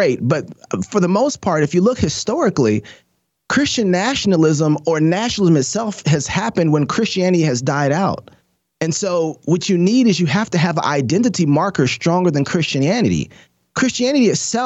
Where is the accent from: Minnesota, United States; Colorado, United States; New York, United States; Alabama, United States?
Minnesota, United States; Minneapolis; now in Idaho, United States; my original home, Minneapolis